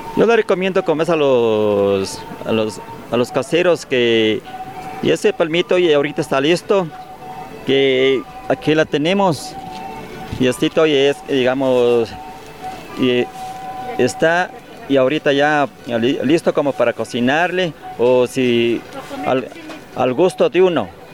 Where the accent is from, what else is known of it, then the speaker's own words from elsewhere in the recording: Archidona, Napo, Ecuador; Yo vengo de la Amazonía, digamos, de, de, de Cantón Archidona. ¿Ya? Sí, de Parroquia San Pablo vengo de ahí